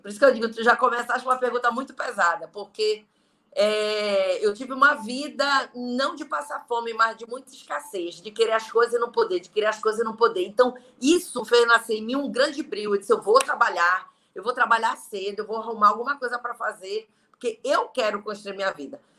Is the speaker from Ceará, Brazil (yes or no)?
no; Belém, Pará, Brazil; moved away as an adult; now in Fortaleza, Brazil; Eu sou de Belém e moro há quase dois anos aqui em Fortaleza